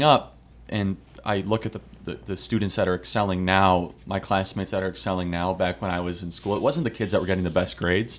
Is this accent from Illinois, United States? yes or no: yes; Chicago, Illinois, United States; born and raised in Chicago, Illinois.